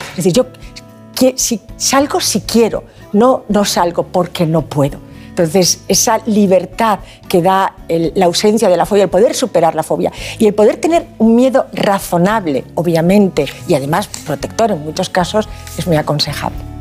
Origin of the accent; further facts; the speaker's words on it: Asturias, Spain; now in Valencia, Spain; Soy asturiana de corazón, valenciana de adopción y además ah. muy feliz de estar en Valencia, de vivir en ah, Valencia